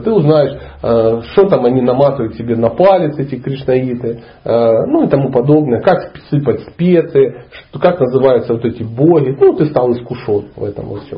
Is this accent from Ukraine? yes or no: yes; Dnipro, Dnipropetrovsk Oblast, Ukraine; moved away as an adult; also born or lived in Karelia / Sochi; Я ломанулся из Днепропетровска, ну, города, в котором я родился